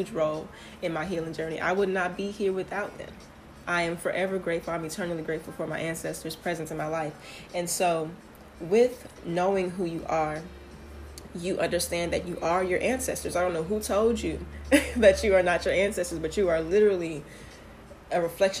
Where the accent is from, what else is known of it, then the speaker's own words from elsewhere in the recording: Houston, Texas, United States; I am from Houston, Texas